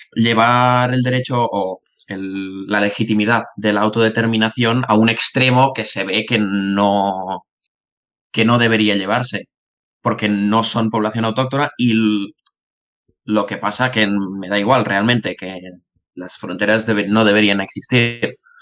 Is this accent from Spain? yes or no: yes; Tarragona, Catalonia, Spain; soy de Tarragona